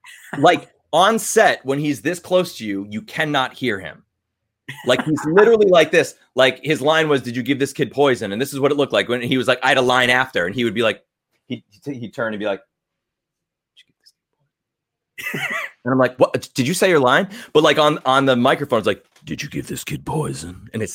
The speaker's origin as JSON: {"language": "English", "town": "Long Island", "region": "New York", "country": "United States", "accent": "New York", "said": "like Chris Angel, from Long Island, magician, rock star. And I, as soon as I came to LA and with my little NYU accent, everybody wanted me to play like the New York Jersey Shore."}